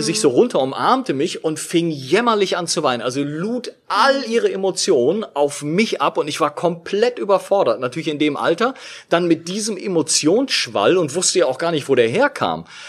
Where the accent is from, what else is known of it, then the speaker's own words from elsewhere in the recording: Berlin, Germany; in unserer Berliner Wohnung, wo ich, wo ich aufgewachsen bin